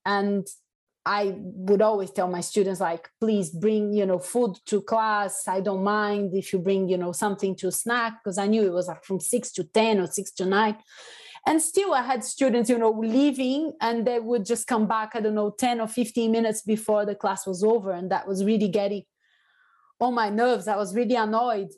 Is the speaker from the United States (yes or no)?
no; Salvador, Bahia, Brazil; now in United Kingdom; i am from salvador bahia which is the african capital of brazil